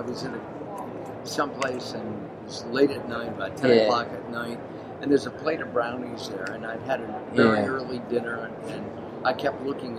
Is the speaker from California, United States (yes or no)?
yes; California, United States; I'm from California